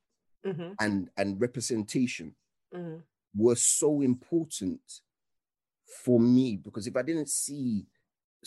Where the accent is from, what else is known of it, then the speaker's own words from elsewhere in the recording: United Kingdom; also born or lived in Nigeria; being British but also being Nige